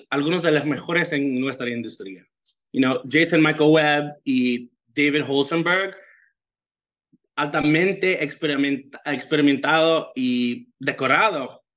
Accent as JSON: {"language": "Spanish", "country": "Dominican Republic", "accent": "Dominican", "second_language": "Spanish", "said": "Tengo acento dominicano, no sé por qué, porque todos mis, todo, ah, de mis, amigas y mi mamá son dominicanos."}